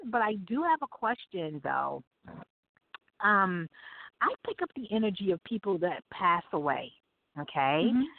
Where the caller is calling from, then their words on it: New York City, New York, United States; I'm calling from Brooklyn.